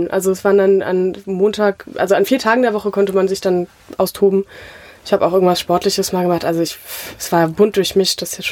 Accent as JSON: {"language": "German", "town": "Mainz", "region": "Rhineland-Palatinate", "country": "Germany", "tie": "born or raised there", "said": "Ein richtiges Mainzer Mädchen, ja."}